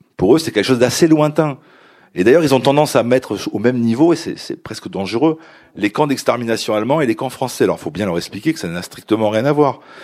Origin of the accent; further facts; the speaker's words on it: France; je suis, je suis français, j'ai un des papiers français